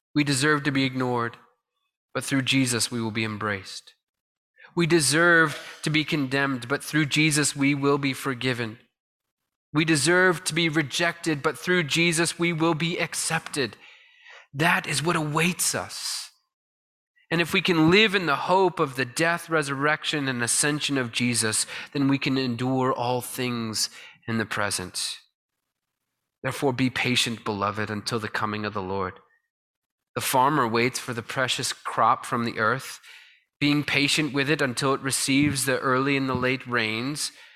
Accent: Connecticut, United States; a kid growing up in Connecticut

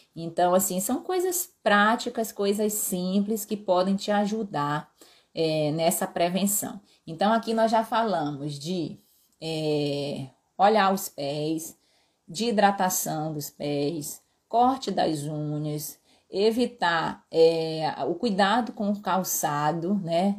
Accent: Pará, Brazil; eu sou paraense, com herança no Ceará também. Então, na, minha terra a gente fala topada

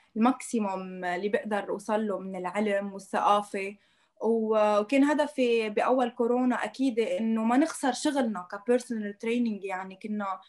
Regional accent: Lebanon; عندنا بلبنان

